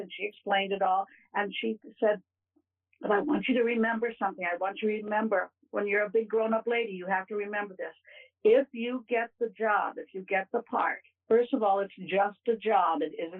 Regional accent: Ohio, United States; born there; also born or lived in Kentucky; This was back east in Kentucky and Ohio. I was born in Ohio, but this was back there.

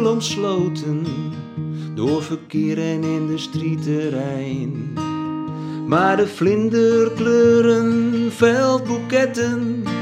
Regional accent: Velsen-Noord, North Holland, Netherlands; now in Wijk aan Zee, Netherlands; Ik kijk naar Velsen Noord, waar ik geboren en getogen ben.

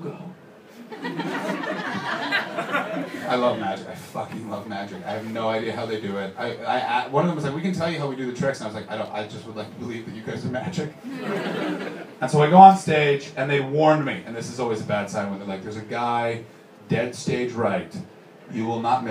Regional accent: Canada; I'm a comedian from Canada

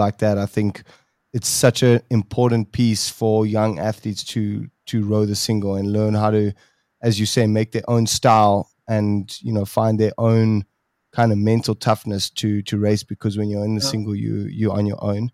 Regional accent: South Africa; we come from South Africa. It's a small country

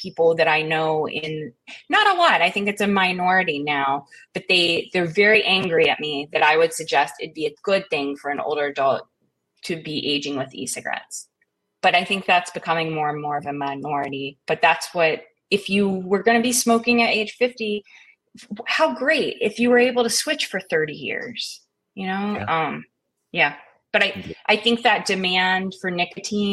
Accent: Eastern Kentucky, United States; I grew up in Eastern Kentucky. It was a dry county for most of my life

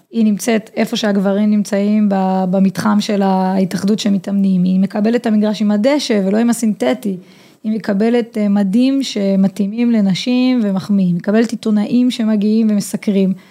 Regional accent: Hod HaSharon, Central District, Israel; also born or lived in Netherlands; אני גדלתי בקבוצת בנים אה, בהוד השרון, שיחקתי עד גיל 14 אה, בקבוצת בנים

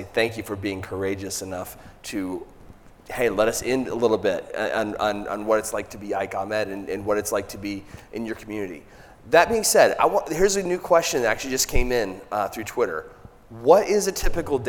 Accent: Michigan, United States; now in Southern United States; I'm kind of from Michigan, but transplanted to the South

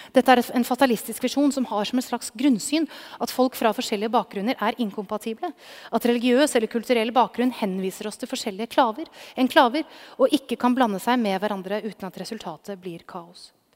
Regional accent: Norway; now in Oslo, Norway; Min egen bakgrunn fra en gård på det norske bondelandet

